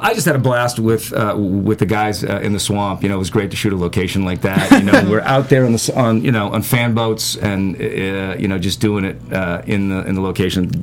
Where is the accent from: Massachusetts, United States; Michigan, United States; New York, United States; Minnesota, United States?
Massachusetts, United States; Boston; moved away; Originally, I'm from the Boston area